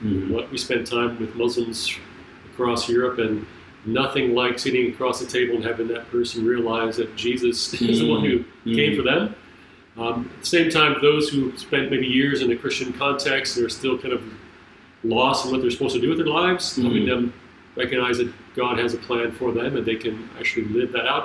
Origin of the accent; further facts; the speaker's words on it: Michigan, United States; moved away as an adult; also born or lived in Minnesota / France; now in Toccoa, United States; my wife and I grew up in Michigan